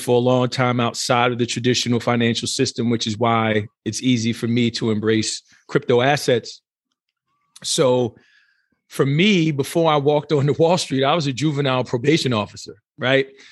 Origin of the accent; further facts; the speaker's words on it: New Jersey, United States; moved away as an adult; now in Southern California, United States; born and raised in New Jersey, proud New Jersey, and even though I am fully adopted Southern California right now